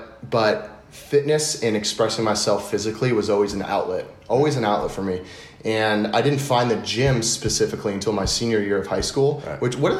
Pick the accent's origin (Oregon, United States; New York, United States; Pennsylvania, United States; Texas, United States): Texas, United States; Dallas; born there; also born or lived in East Coast; So I was born in Dallas, Texas, and then moved around on the East Coast a good bit.